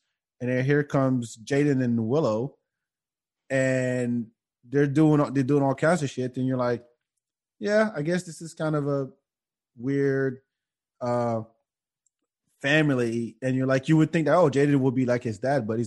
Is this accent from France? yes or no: yes; France; also born or lived in Africa; now in United States; I grew up in France